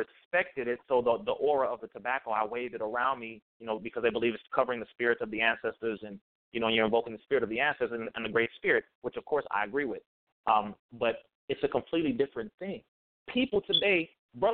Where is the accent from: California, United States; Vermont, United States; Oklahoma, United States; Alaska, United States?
California, United States; Compton; I'm from Compton